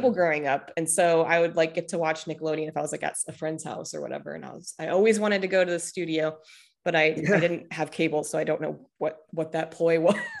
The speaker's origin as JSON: {"language": "English", "region": "Midwest", "country": "United States", "said": "I say words weird all the time because I'm originally from the Midwest."}